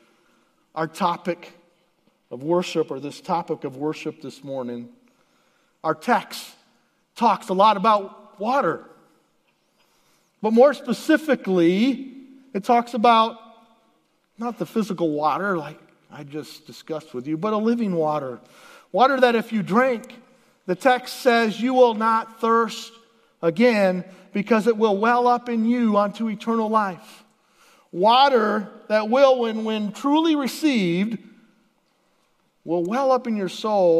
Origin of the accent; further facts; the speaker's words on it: Southwest Florida, United States; also born or lived in Alaska; now in Michigan, United States; we moved from Alaska to Florida, all in a matter of a few weeks. And the Lord took my family as a young high school boy to live in Southwest Florida